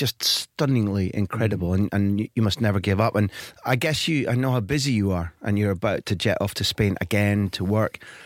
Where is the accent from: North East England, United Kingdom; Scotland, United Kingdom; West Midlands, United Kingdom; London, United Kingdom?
Scotland, United Kingdom; accent: Scottish